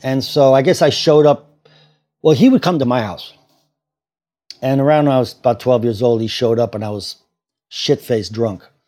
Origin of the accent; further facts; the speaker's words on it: Cambridge, Massachusetts, United States; also born or lived in Washington, D.C.; now in New York City, United States; I grew up in Cambridge, Massachusetts